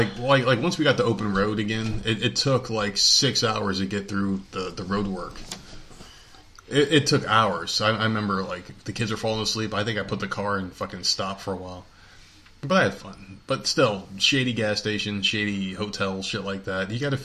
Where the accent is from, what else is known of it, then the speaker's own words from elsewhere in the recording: New Jersey, United States; You said I'm from Jersey, right? And obviously. You know, we talk about that a lot in the show. People from Jersey are fucking loud when you get us all in the room together.